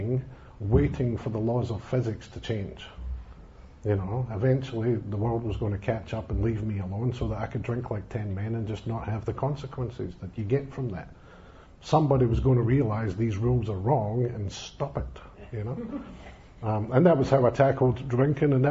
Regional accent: Scotland, United Kingdom; moved away; I come from being Scottish. I come from a country where religion plays a big part in people's lives

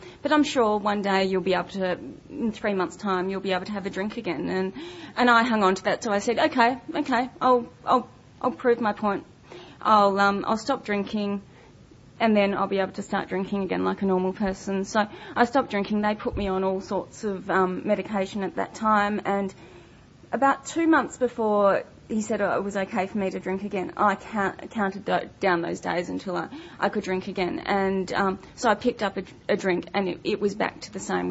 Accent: Melbourne, Victoria, Australia; I grew up in Melbourne

